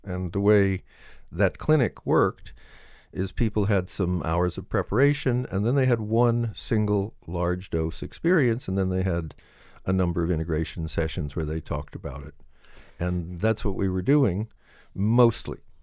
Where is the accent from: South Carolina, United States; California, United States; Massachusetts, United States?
California, United States; Southern; I was brought up in Southern California